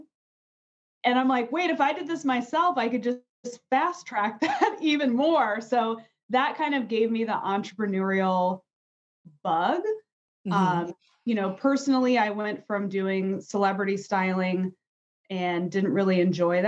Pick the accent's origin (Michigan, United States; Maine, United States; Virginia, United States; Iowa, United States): Virginia, United States; a suburb outside of DC in; I grew up in a suburb outside of DC in Virginia